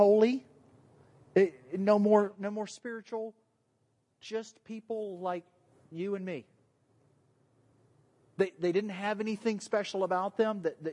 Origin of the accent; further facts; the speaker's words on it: the South, United States; accent: southern; moved away; My southern accent